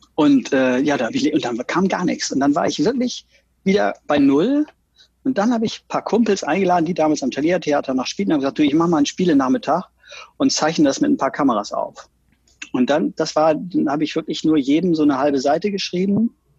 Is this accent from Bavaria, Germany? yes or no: no; Oldenburg, Lower Saxony, Germany; moved away as an adult; also born or lived in Berlin / Rostock; ich komme aus unfassbar spießigen Verhältnissen. Vater ist Apotheker. Wir waren fünf Kinder, so ein richtiger 50er Jahre Traumhaushalt mit dem Audi vor der Tür, immer den neuesten Audi. dann Super. später ein Golf Passat und ähm, alles sehr behütet und äh, Bungalow in Oldenburg